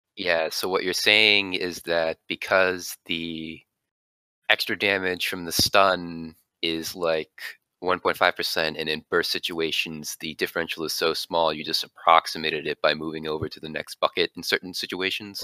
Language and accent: English; Jacksonville, Florida, United States; Jacksonville, Florida area